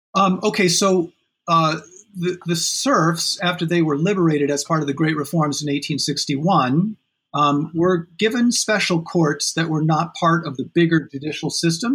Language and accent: English; South Bend, Indiana, United States; moved away as an adult; also born or lived in Montreal; I grew up in Indiana, in South Bend, Indiana